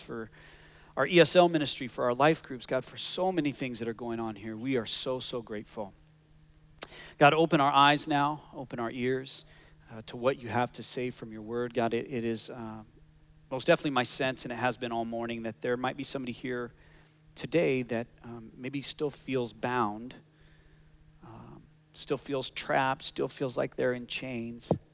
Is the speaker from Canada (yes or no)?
yes; Canada; now in Scottsdale, United States; I am as Canadian as they come